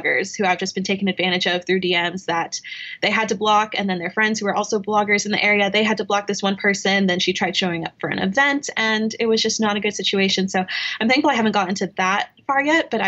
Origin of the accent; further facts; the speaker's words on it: Knoxville, Tennessee, United States; Growing up in Knoxville, Tennessee, it's not a big influencer market